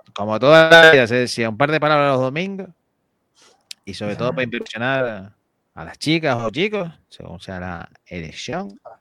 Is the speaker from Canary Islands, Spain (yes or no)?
yes; Canary Islands, Spain; nosotros somos canarios